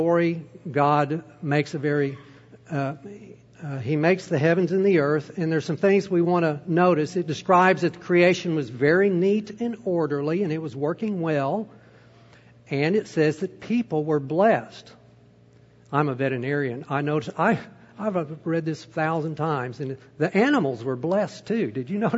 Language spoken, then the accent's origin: English; United States; as an American